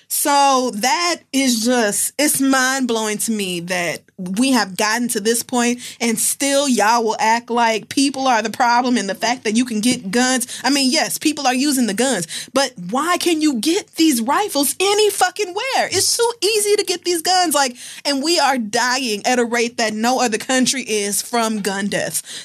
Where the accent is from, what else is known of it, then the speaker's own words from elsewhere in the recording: Oklahoma, United States; growing up in Oklahoma, we had gun expos